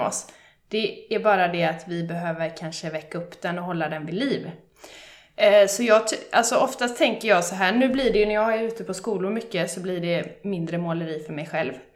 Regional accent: Bollebygd, Västra Götaland, Sweden; jag är från Bollebygd

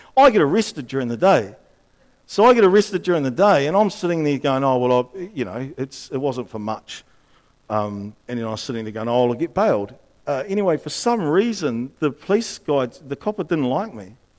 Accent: Upper Hutt, Wellington, New Zealand; when I grew up in Upper Hutt

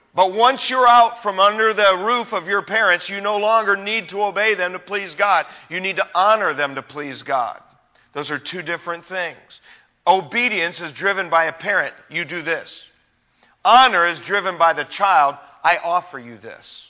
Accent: United States; as American people living in our culture today

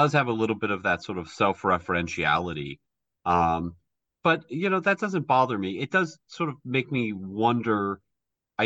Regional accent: United States; I'm an American

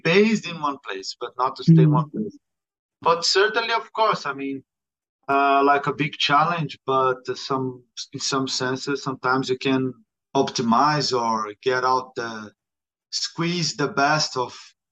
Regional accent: Rio de Janeiro, Brazil; English is a second language; moved away as an adult; also born or lived in Berlin, Germany / Barcelona, Spain / Granada, Spain; now in Madrid, Spain; I'm from Brazil, from Rio

